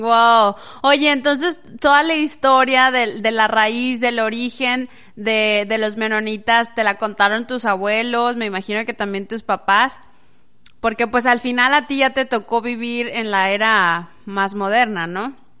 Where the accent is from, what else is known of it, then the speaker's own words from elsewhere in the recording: Las Nieves, Durango, Mexico; moved away; also born or lived in Parral, Chihuahua; yo nací en Parral, Chihuahua, me crié en un pueblito que se llama Las Nieves, del estado de Durango, en México.